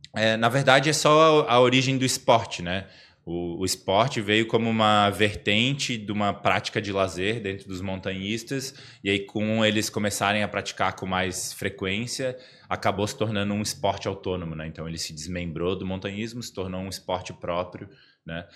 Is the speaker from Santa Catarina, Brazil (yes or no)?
yes; Florianópolis, Santa Catarina, Brazil; accent: manezinho; eu fui criado na Trindade